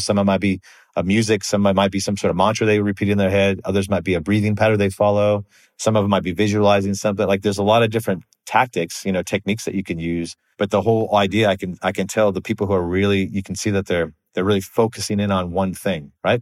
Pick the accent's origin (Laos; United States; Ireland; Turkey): United States; moved away as an adult; also born or lived in Australia; I'm American